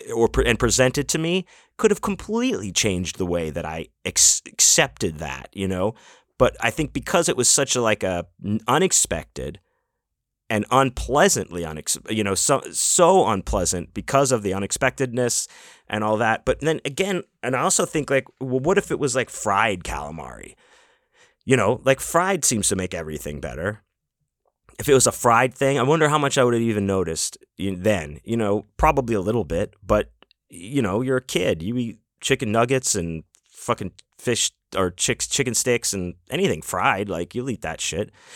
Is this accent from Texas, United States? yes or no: yes; Houston, Texas, United States; also born or lived in Pittsburgh, Pennsylvania; now in Las Vegas, United States; I grew up in Houston, uh, but I was born in Pittsburgh, Pennsylvania